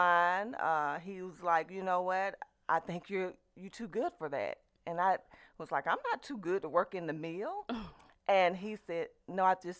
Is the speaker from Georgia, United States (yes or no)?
yes; LaGrange, Georgia, United States; now in Lanett, United States; LaGrange, Georgia, born and raised. Absolutely. I live in Lynette, Alabama currently.